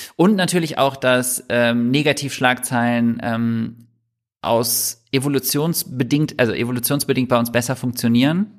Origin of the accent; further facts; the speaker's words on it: Düsseldorf, North Rhine-Westphalia, Germany; moved away as an adult; now in Hamburg, Germany; Ich bin in Düsseldorf ähm, aufgewachsen